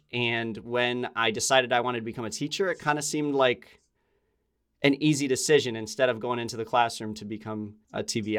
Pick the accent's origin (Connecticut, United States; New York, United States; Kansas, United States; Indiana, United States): Connecticut, United States; I grew up in Connecticut.